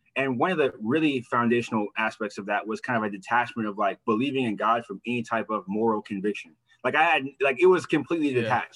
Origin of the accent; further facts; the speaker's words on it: Midwest, United States; also born or lived in Manhattan, New York City; I was born in Manhattan. My mom moved from New York City and I grew up in the Midwest